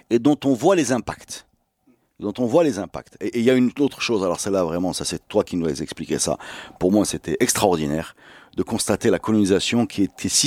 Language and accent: French; Casablanca, Casablanca-Settat, Morocco; Et moi, je viens pas d'Orange, je viens de Casa.